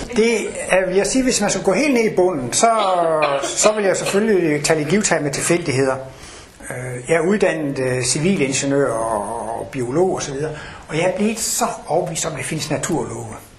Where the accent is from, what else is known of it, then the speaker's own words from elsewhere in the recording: Denmark; moved away; Jeg kommer over fra Jylland af